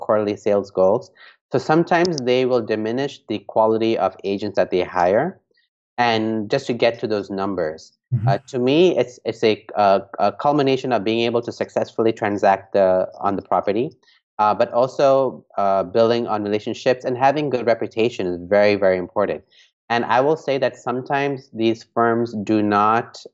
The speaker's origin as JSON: {"language": "English", "country": "Hong Kong", "tie": "born or raised there", "also_born_or_lived": "New York", "moved": "yes", "said": "I grew up in Hong Kong"}